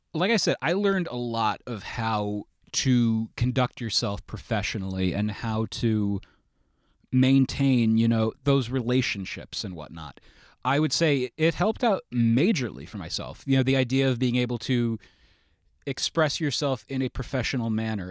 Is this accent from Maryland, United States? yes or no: no; Fallsburg, New York, United States; I am from Sullivan County in, uh, the Fallsburg area. I normally say it's upstate New York